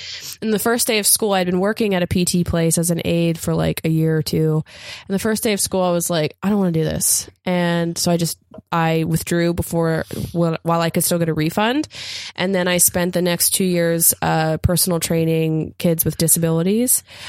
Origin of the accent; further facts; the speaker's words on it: Appalachia, United States; and I'm from Appalachia, and like I was raised in a, you know, town of poverty